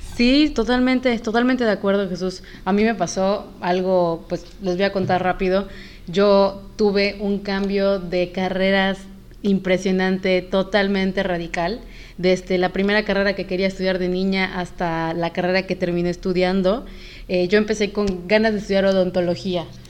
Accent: Yucatán, Mexico; yo soy yucateca

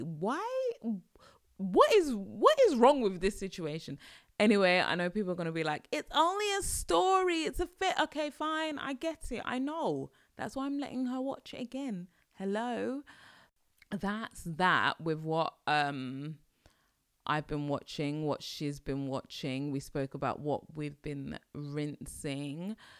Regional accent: United Kingdom; accent: British; my British accent

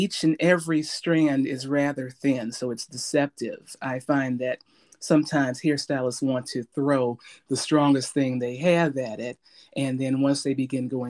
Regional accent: Gary, Indiana, United States; growing up in Gary

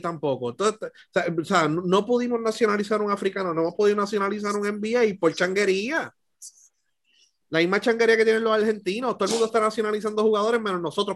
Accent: Puerto Rico; nosotros como puertorriqueños

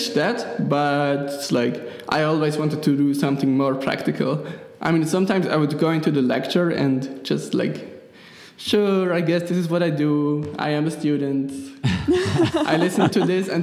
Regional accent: Switzerland; accent: Swiss German; first language Swiss German; English is a second language; my Swiss German is my native language

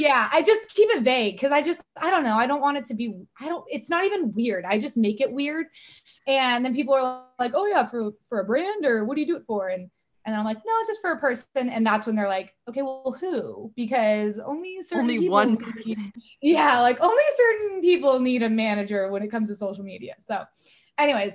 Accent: Corona, California, United States; also born or lived in Newport Beach, California; I was born and raised in Corona, California

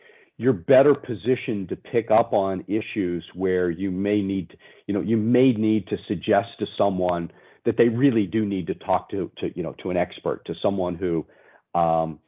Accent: Pennsylvania, United States; I'm some kid from Pennsylvania in the US

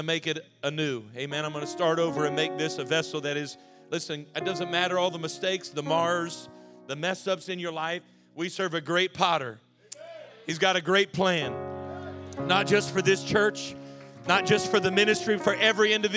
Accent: Lexington Park, Maryland, United States; also born or lived in Arizona; I was 7 years old when we moved across the country from Arizona, and he and my mom started the church here in Lexington Park

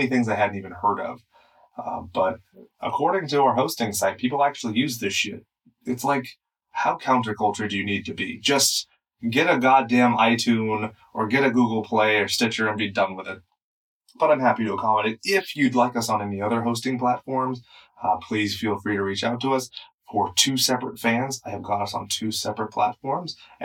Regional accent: Inland Empire, California, United States; we're cracker asses from the Inland Empire

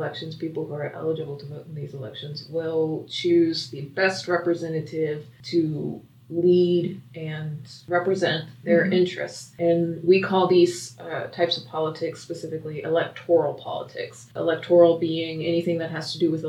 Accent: United States; I was born in the United States. I have been a citizen all of my life

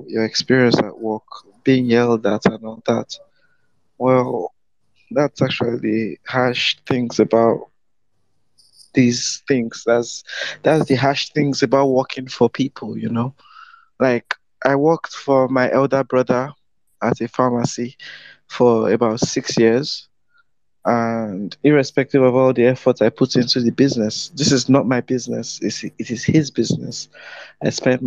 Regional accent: Nigeria; I'm from Nigeria.

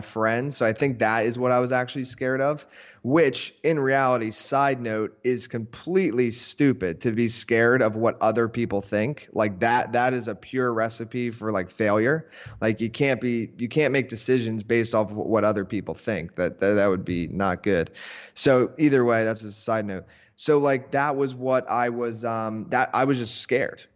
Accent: Philadelphia area, Pennsylvania, United States; now in Miami, United States; I live down in Miami now, but I'm originally from Philadelphia area, like, suburbs, so it's actually, like, an hour north of Philadelphia, and small town

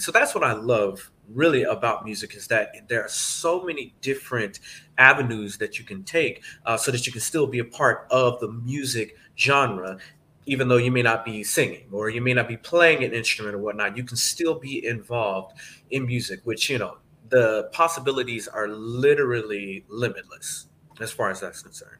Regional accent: Atlanta, Georgia, United States; moved away as an adult; also born or lived in Indiana; now in New Jersey, United States; I'm originally from Atlanta, Georgia. Uh, that's where I grew up.

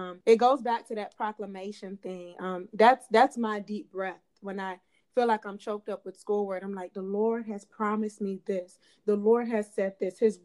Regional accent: Clay County, Georgia, United States; growing up in Clay County

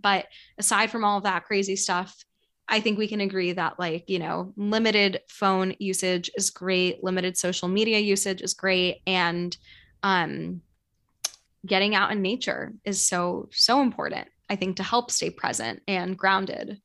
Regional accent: New York City, New York, United States; I grew up right near Central Park.

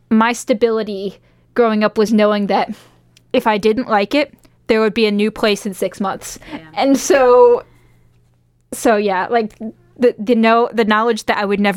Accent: United States; moved away as an adult; also born or lived in Australia; now in Manchester, United Kingdom; I'm from the United States, but I've moved. This is my, I think, 19th move so coming

